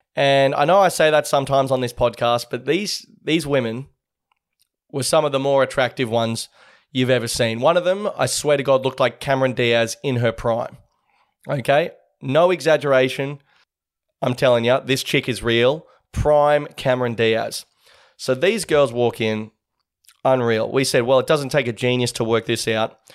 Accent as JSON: {"language": "English", "country": "Australia", "said": "we're Australian"}